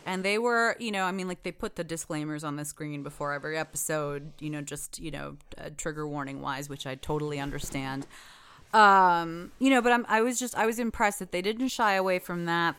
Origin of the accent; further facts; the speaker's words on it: United States; I was born in the United States